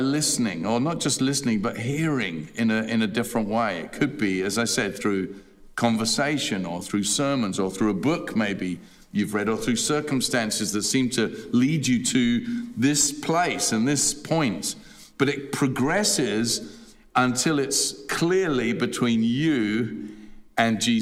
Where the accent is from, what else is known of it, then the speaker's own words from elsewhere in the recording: England, United Kingdom; As a child of 11 or so, we used to, where I grew up in England, we had a large garden